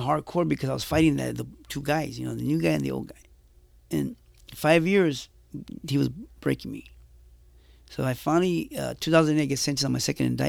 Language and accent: English; Jalisco, Mexico; I tell the shot callers from the paisas, because I'm from Mexico. So yeah. I tell the paisas, hey, soy de Jalisco, pero no corro paisa. Soy cristiano.